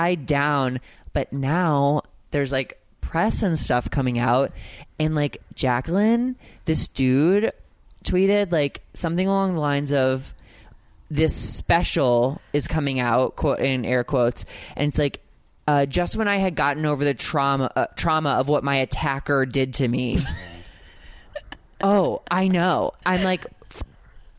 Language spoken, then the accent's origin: English; St. Louis, Missouri, United States; moved away; It was my hometown